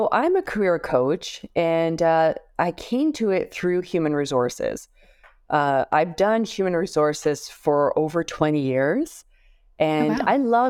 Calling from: Toronto, Ontario, Canada; I am joining you from Canada, from Toronto.

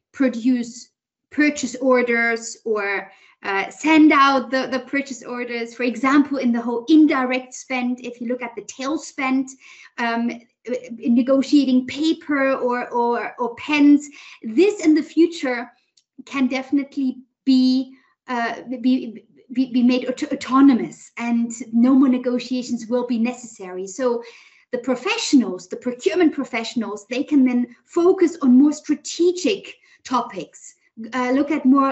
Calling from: Berlin, Germany; also born or lived in United States / Switzerland / London / China; Actually, from Berlin at the moment.

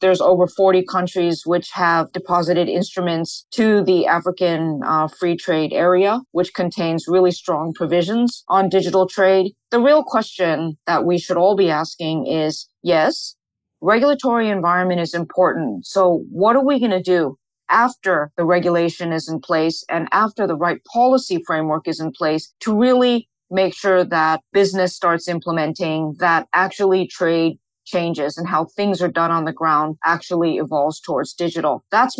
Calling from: Hong Kong; I'm speaking from Hong Kong, but I'm actually based in Singapore

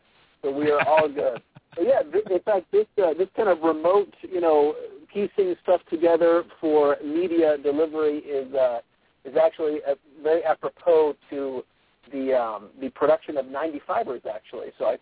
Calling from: Spanish Fork, Utah, United States; So I'm calling from, actually, a parking lot in Spanish Fork

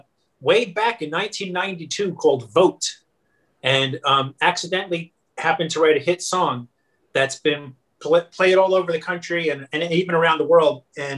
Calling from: New Brunswick, New Jersey, United States; I am Zooming from my kitchen, which is in my house in New Brunswick, New Jersey.

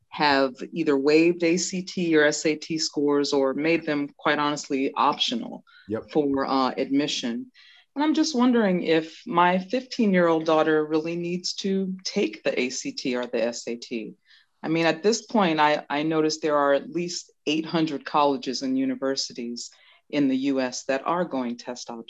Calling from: Laurel, Maryland, United States; Um, this is …. I am tuning in from Laurel, Maryland this evening. Oh, and the DMV.

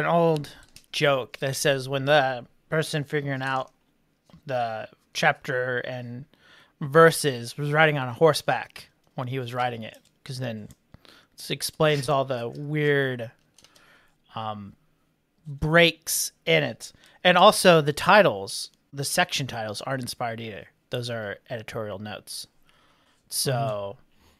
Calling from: Louisville, Kentucky, United States; I'm watching from Louisville, Kentucky.

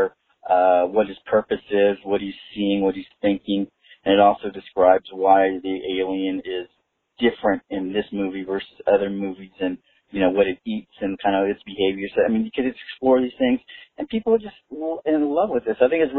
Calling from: Austin, Texas, United States; I'm calling from Austin, Texas

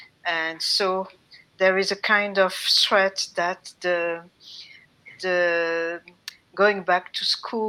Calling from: France; I'm calling from France. I'm now in the south of France, along the Mediterranean, and enjoying summertime and vacations.

